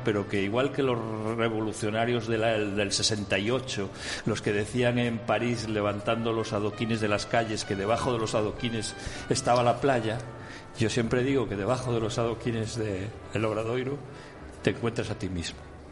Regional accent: A Coruña, Galicia, Spain; desde mi ciudad natal, La Coruña.

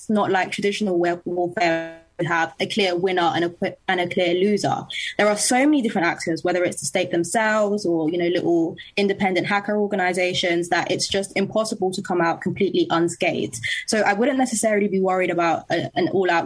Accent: London, United Kingdom; I'm from London and I'm a contributor for Young Voices UK

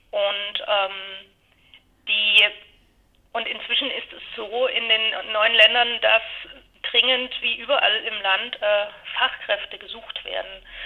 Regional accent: Dresden, Saxony, Germany; Ich stamme ähm, aus Dresden, also aus der ähm, damaligen DDR

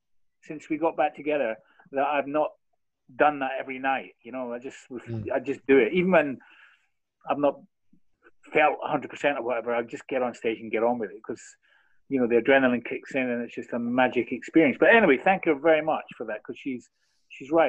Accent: Scotland, United Kingdom; I'm from the east. I'm actually not from Glasgow

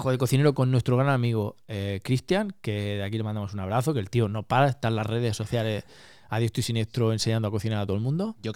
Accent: Málaga, Andalusia, Spain; now in Oslo, Norway; Yo soy de Málaga y mi novia también. En Málaga.

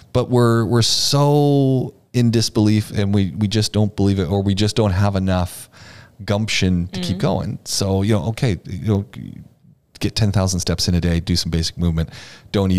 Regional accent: Ontario, Canada; moved away as an adult; also born or lived in Quebec; now in United Arab Emirates; I grew up in Ontario

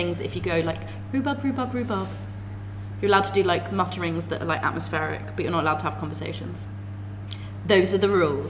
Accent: London, United Kingdom; I grew up in Finchley.

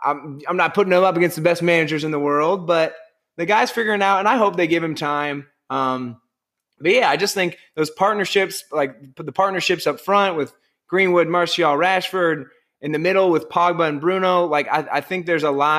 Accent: Ireland; As an Irishman

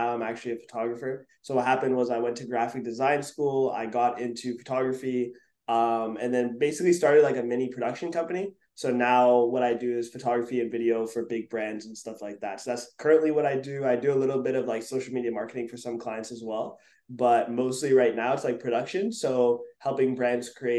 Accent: Montreal, Quebec, Canada; where I grew up in Montreal, it was like, we have college and then university

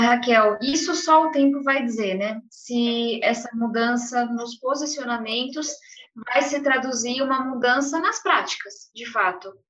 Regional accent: São Paulo, Brazil; eu venho de um lugar, eu venho da periferia de São Paulo, moro em uma ocupação até hoje.

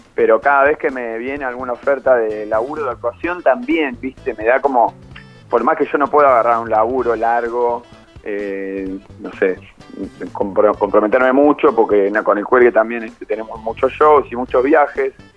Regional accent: Buenos Aires, Argentina; yo soy muy porteño

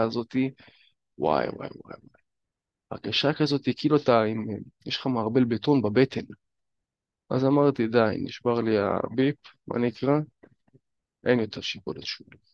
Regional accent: Northern District, Israel; הייתי בפאב אצלנו בצפון

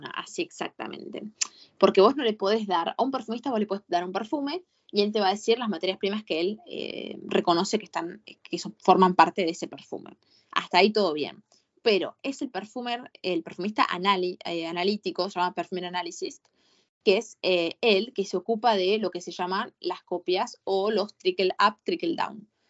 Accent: Argentina; yo soy una buena argentina

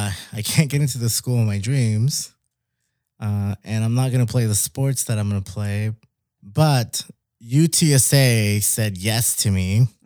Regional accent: Mexico City, Mexico; now in Laredo, United States; Because we came from Mexico City. So I was like, that's one of the biggest cities in the world.

